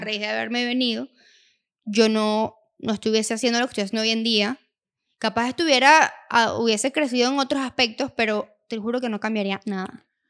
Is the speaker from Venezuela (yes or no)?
yes; Venezuela; moved away as an adult; now in United States; nosotros somos de Venezuela